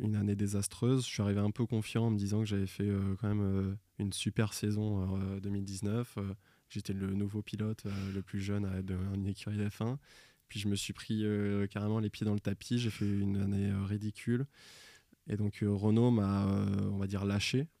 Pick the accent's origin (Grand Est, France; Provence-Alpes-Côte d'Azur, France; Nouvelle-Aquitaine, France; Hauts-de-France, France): Nouvelle-Aquitaine, France; Royan; à côté de chez moi, à Royan, en Charente-Maritime, dans le 17.